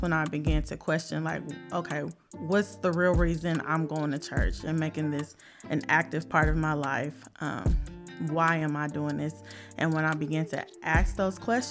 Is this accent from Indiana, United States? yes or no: yes; Indiana, United States; born and raised in Indiana